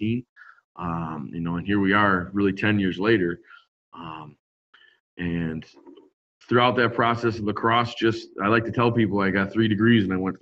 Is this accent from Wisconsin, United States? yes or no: yes; West Allis, Wisconsin, United States; I'm Wisconsin born and raised. I grew up in West Dallas, Wisconsin, which is West Milwaukee, essentially